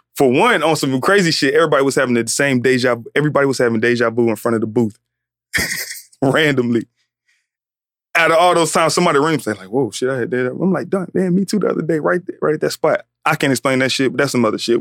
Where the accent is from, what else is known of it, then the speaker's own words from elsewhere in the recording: Atlanta, Georgia, United States; I'm from Atlanta